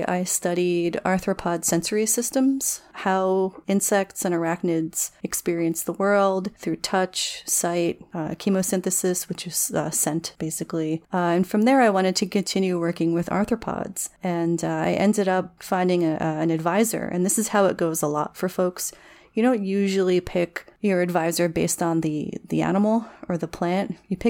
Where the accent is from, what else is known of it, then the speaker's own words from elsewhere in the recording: New Jersey, United States; I grew up in the Pine Barrens of New Jersey, which is this gorgeous pine forest, kind of wetlandy.